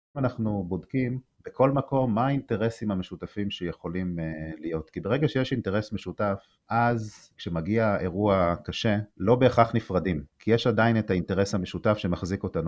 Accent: Nahal Oz, Southern District, Israel; אני נולדתי וגדלתי בנגב, בקיבוץ נחל עוז, סמוך לרצועת אה, עזה

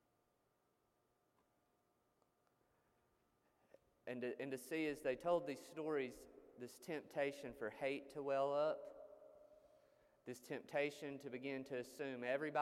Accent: United States; as American Christians

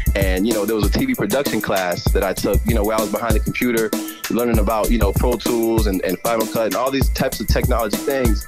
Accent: Boston, Massachusetts, United States; also born or lived in Fall River, Massachusetts / Brockton, Massachusetts; So I was born in Boston. I was born in Boston. I, I grew up a little bit in Mattapan

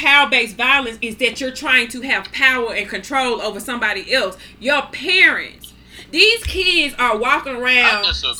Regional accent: Grenada, Mississippi, United States; I grew up in Mississippi

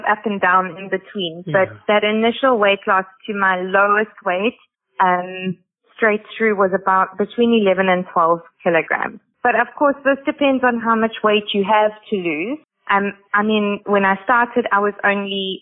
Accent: South Africa; now in United Arab Emirates; In South Africa, we call it banting

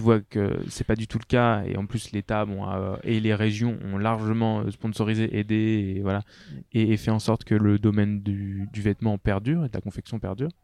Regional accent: France; je suis français

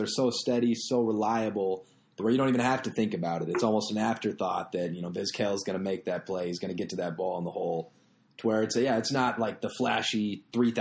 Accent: Louisville, Kentucky, United States; I'm from Louisville, Kentucky

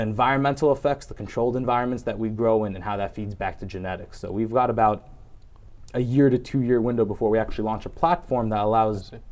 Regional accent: New York, United States; coming from my home state, New York

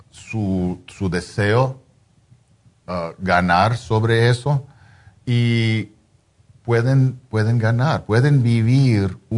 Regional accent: Mexico; Soy mexicano.

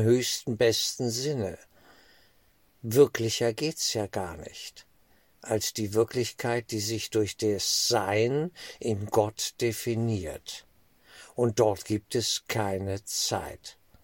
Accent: Germany; als Deutsche

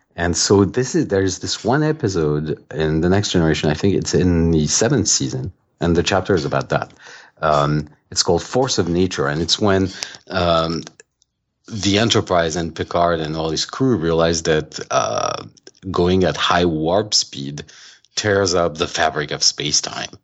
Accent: France; moved away as an adult; now in United States; I grew up in France

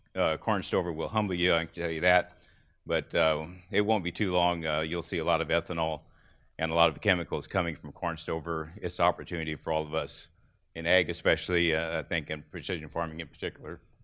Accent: Clinton County, Illinois, United States; I grew up in Clinton County, Illinois

